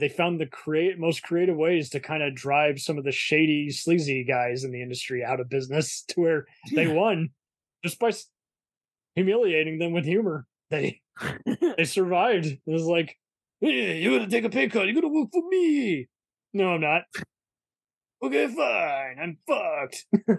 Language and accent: English; Dallas, Texas, United States; I'm from crazy Dallas, Texas.